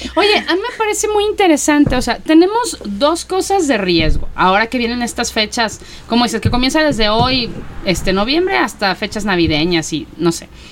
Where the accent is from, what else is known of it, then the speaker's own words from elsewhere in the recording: Mexico; como mexicanos nos caracteriza